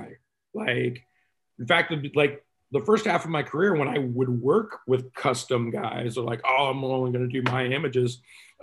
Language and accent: English; Texas, United States; I'm Texan